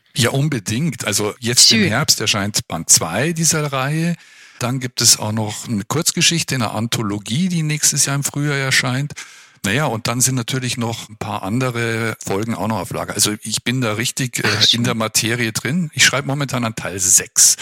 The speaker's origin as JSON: {"language": "German", "town": "Munich", "region": "Bavaria", "country": "Germany", "moved": "yes", "lives_now": "Würzburg, Germany", "said": "ich bin eigentlich Münchner"}